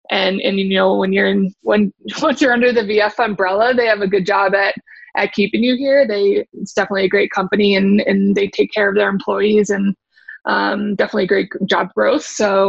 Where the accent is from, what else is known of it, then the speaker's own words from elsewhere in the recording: New Hampshire, United States; moved away as an adult; also born or lived in Alameda, California; now in Denver, United States; I grew up on the East Coast in New Hampshire. Grew up hiking, snowboarding, kind of like being in the mountains, being outside.